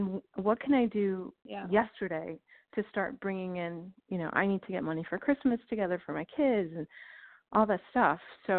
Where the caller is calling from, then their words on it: Illinois, United States; I'm calling from Illinois.